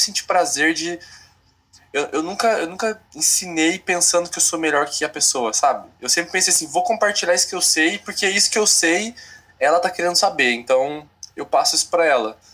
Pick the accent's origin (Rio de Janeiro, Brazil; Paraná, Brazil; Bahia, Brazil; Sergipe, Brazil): Paraná, Brazil; moved away as an adult; also born or lived in São Paulo / Porto Alegre; now in Cascavel, Brazil; nasci em São Paulo, fui criado no Paraná